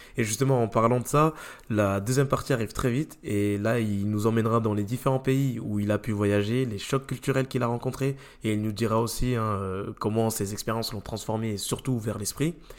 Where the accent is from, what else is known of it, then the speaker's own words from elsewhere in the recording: France; j'ai grandi euh, en Europe, en France